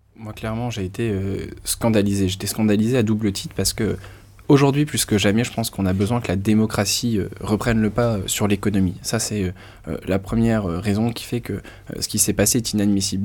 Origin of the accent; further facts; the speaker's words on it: Lille, Hauts-de-France, France; je viens de Lille, je connais bien le Nord, le Pas de calais